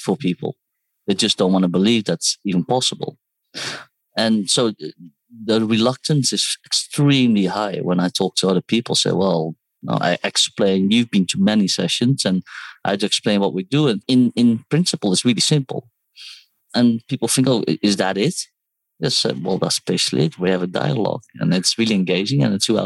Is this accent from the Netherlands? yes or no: yes; Netherlands; moved away as an adult; also born or lived in Seoul, South Korea / United Kingdom; now in Hong Kong; Well, so I was born in Seoul, South Korea, raised in Holland. I studied there as well. I studied in the UK and then currently live in Hong Kong